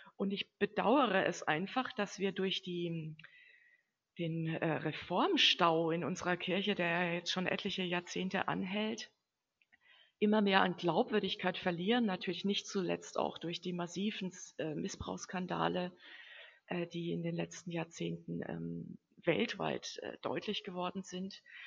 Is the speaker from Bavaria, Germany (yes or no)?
yes; home village 30 km from Würzburg, Bavaria, Germany; also born or lived in Central African Republic; Ich bin ja auch zum Studium nur nach Würzburg gegangen, also nur 30 Kilometer von meinem Heimatdorf entfernt